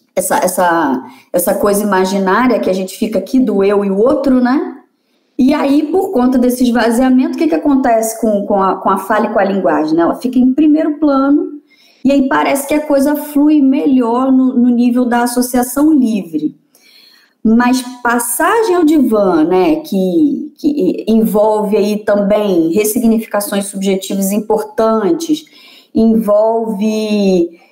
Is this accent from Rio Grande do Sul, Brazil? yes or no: no; Vassouras, Rio de Janeiro, Brazil; also born or lived in Juiz de Fora; Eu sou nascida e criada em Vassouras, que é interior do, do estado do Rio